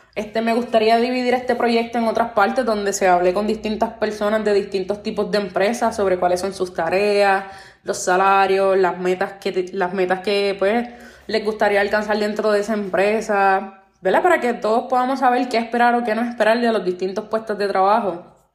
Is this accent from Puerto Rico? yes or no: yes; Puerto Rico; soy nacida y criada en Puerto Rico, la isla del encanto